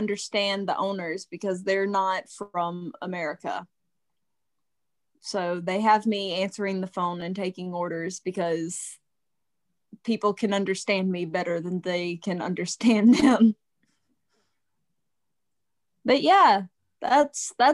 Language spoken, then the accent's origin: English; Mississippi, United States; growing up in Mississippi